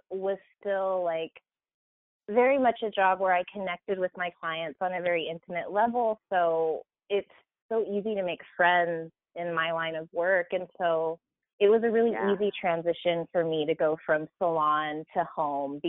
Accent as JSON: {"language": "English", "town": "Whittier", "region": "California", "country": "United States", "tie": "born or raised there", "also_born_or_lived": "Arkansas", "said": "I grew up in Southern California here in Whittier"}